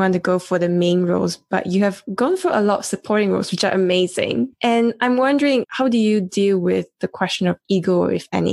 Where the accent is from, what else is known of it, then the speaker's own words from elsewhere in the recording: East Malaysia, Malaysia; moved away; I come from East Malaysia